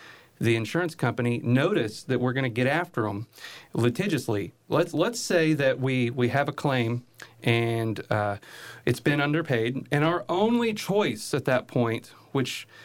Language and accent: English; Northwest Oklahoma, United States; moved away; I'm from Northwest Oklahoma originally